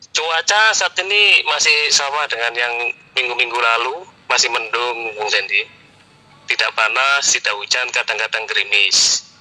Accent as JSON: {"language": "Indonesian", "town": "Surabaya", "region": "East Java", "country": "Indonesia", "tie": "born there", "moved": "yes", "lives_now": "Balikpapan, Indonesia", "said": "Kelahiran Surabaya."}